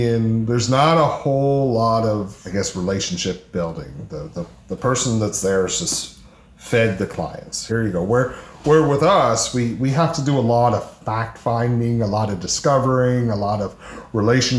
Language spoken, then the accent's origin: English; Cape Breton, Nova Scotia, Canada; also born or lived in Charlottetown, Prince Edward Island / western Prince Edward Island; now in Prince Edward Island, Canada; I'm originally from Cape Breton